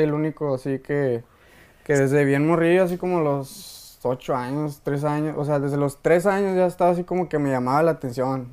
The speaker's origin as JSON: {"language": "Spanish", "town": "Jerez", "region": "Zacatecas", "country": "Mexico", "tie": "born or raised there", "said": "Yo vengo de Jerez, soy, soy nacido de Jerez, Zacatecas, ahí, ahí mero"}